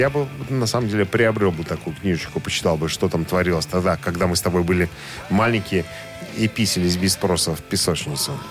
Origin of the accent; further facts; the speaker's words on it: Belarus; Мы, белорусы, просто выросли на немецких доку... на, на, на, на немецкой документальщине.